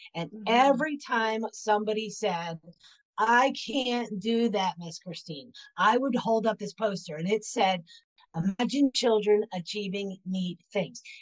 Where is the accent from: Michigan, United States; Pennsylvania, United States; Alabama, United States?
Pennsylvania, United States; also born or lived in Florida; now in Knoxville, United States; I was born and raised in Pennsylvania, and I spent 30 years in Florida. And now I currently reside in Knoxville, Tennessee